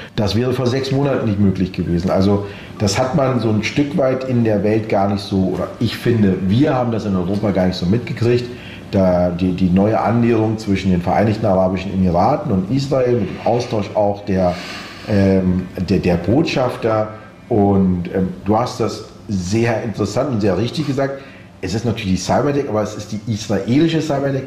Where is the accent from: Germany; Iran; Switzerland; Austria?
Austria; jetzt sind wir beide aus Österreich